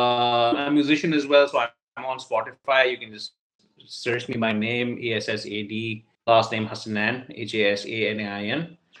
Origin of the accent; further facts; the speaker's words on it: Pakistan; Mohammad Dabi is somebody who really scares the shit out of me as a Pakistani fan.